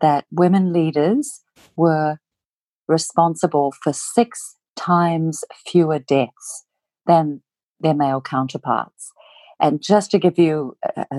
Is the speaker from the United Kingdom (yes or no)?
no; New Zealand; moved away; I'm originally from Aotearoa, New Zealand